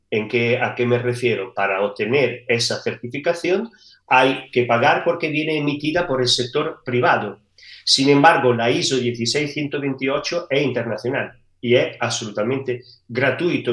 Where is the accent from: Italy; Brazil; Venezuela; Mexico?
Italy; Spanish is a second language; moved away as an adult; now in Seville, Spain; Italia de donde, de donde soy de origen.